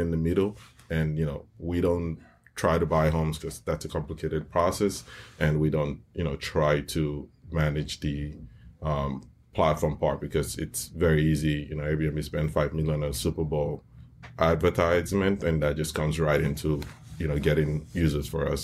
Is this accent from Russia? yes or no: no; Nigeria; now in United States; I grew up in Nigeria